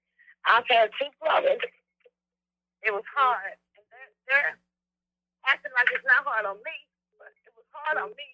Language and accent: English; Fairview Heights, Illinois, United States; I'm from Fairview Heights, Illinois, right across the river from St. Louis, Missouri.